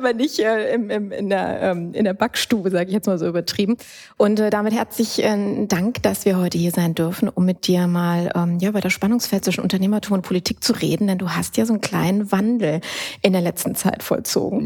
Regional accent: Düsseldorf, North Rhine-Westphalia, Germany; Als gebürtige Düsseldorfer

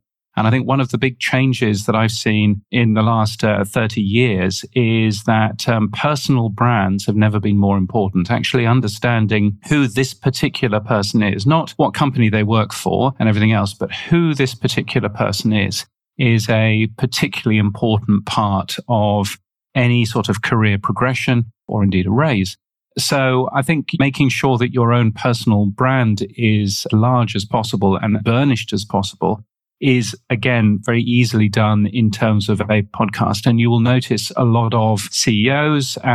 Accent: United Kingdom; accent: British; now in Australia; You can tell from my aloof British accent that I am British. I live in Australia

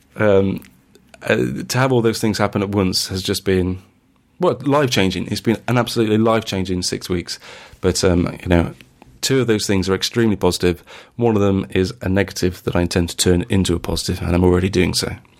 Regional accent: Sheffield, Yorkshire and the Humber, United Kingdom; Sheffield, which is my hometown

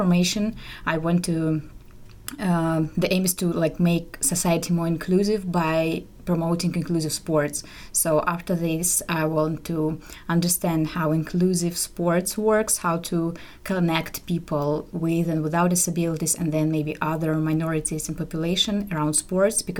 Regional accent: Moscow, Russia; moved away; I'm from Russia, from Moscow.

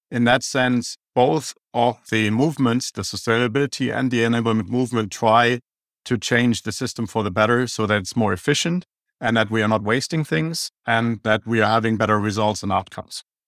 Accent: Germany; accent: German; English is a second language; now in Phoenix, United States; I have an German accent

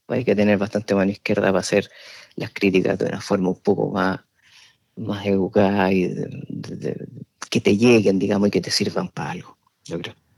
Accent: Chile; moved away as an adult; now in San Sebastián, Spain; yo estudié periodismo en Chile, que es mi país de origen. Yo llegué cuando ya tenía 29 años acá

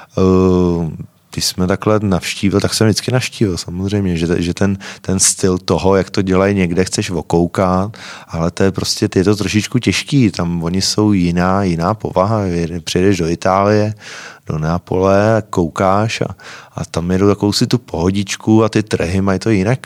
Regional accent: Mladá Boleslav, Central Bohemian Region, Czechia; já jsem z Malý Boleslavy

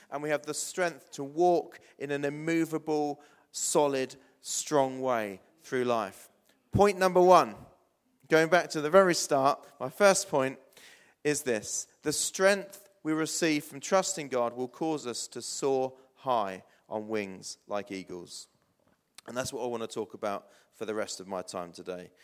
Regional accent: New Forest, South East England, United Kingdom; moved away as an adult; also born or lived in Blackfield / Hythe / Portsmouth; I grew up in the New Forest, for those of you that don't know. Lived in Blackfield and Hythe

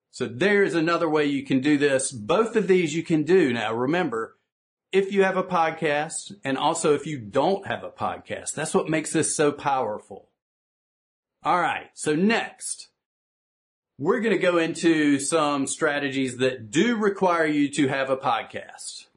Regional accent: the South, United States; I'm from the South here in the United States where we tend to speak one minute sentences

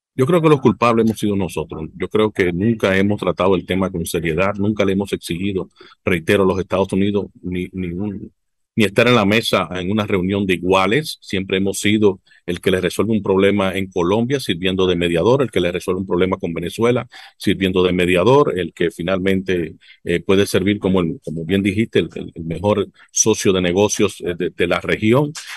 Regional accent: Dominican Republic

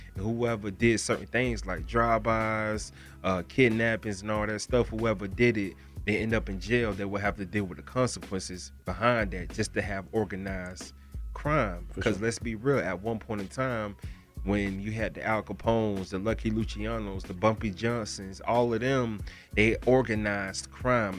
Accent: Broward County, Florida, United States; I'm from Florida. I'm from Broward County

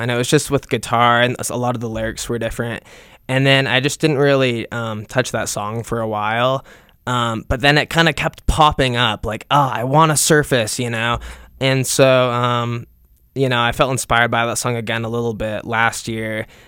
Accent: Utah, United States; also born or lived in Salt Lake City, Utah; I've been born and raised in Utah. Um, I was born in Utah County, and I lived there most of my life

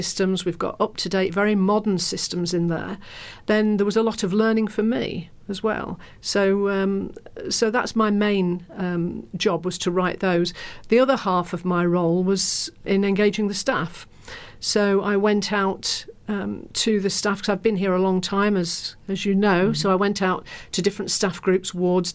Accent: Lincolnshire, East Midlands, United Kingdom; now in London, United Kingdom; I come from Lincolnshire, and my mum's still up there.

